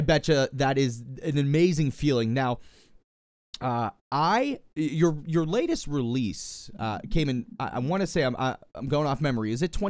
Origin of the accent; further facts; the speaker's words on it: Pittsburgh, Pennsylvania, United States; born and raised in Pittsburgh.